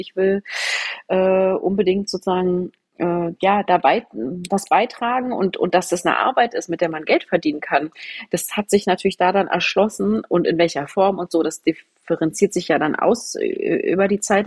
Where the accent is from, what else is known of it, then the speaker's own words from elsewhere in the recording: Potsdam, Brandenburg, Germany; Ich bin in Potsdam groß geworden